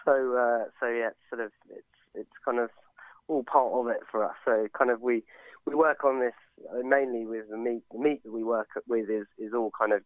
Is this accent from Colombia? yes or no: no; Sussex, South East England, United Kingdom; also born or lived in London; I'm from Sussex originally, kind of grew up doing a lot of fishing and hunting.